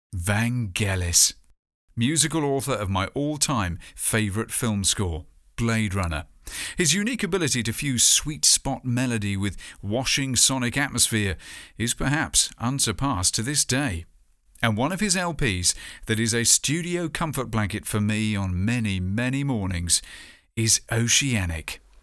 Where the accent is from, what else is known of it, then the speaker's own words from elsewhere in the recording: hometown near Poole, Dorset, South West England, United Kingdom; My hometown's arts festival, Arts by the Sea, does tend to have a sense of ocean culture